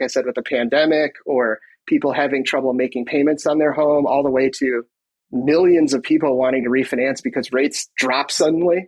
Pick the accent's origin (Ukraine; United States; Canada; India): United States; Michigan; moved away as an adult; now in Minnesota, United States; I was born in Michigan and grew up there